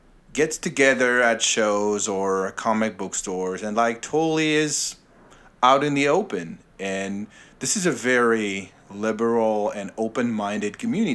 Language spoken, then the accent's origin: English; Paris, Île-de-France, France; moved away as an adult; now in United States; You can totally say that I'm not American, yes. I was born and raised in Paris, where I lived for 44 years before moving to America.